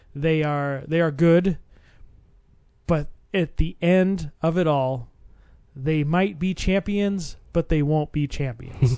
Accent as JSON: {"language": "English", "region": "Arizona", "country": "United States", "said": "I'm from Arizona"}